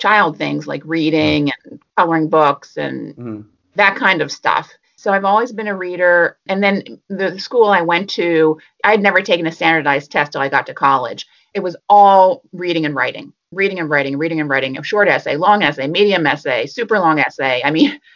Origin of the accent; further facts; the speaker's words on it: Philadelphia, Pennsylvania, United States; moved away as an adult; also born or lived in Boston; I was living in Boston, and I'm from Philadelphia.